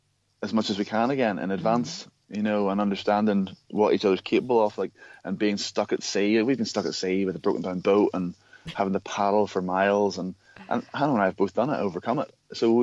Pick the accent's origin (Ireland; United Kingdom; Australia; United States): Ireland; I don't know if it's because we're from Ireland or what, but like, there's so many things.